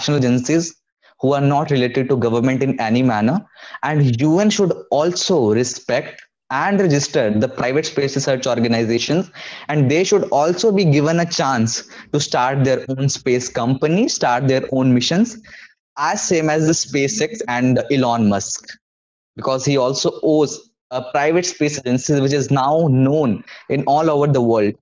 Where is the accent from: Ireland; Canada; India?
India; I'm from India and we have the NCERT book